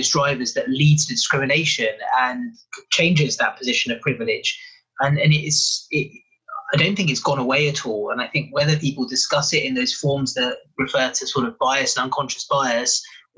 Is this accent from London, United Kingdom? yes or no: yes; London, United Kingdom; also born or lived in Africa; So I grew up in originally in West London, lived in Africa for a little while, and then spent most of my life in London